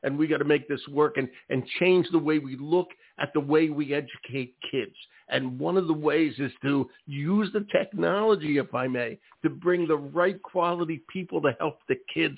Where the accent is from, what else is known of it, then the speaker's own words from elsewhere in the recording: Philadelphia, Pennsylvania, United States; moved away; I'm from Philadelphia originally